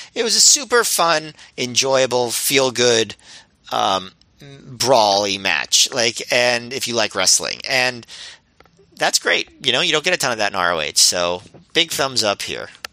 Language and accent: English; United States; as an American